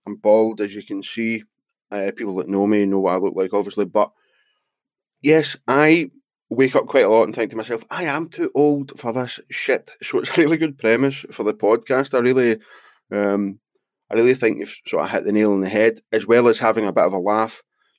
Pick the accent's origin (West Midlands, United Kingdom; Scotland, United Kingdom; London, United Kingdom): Scotland, United Kingdom; I'm from Scotland and I don't like my accent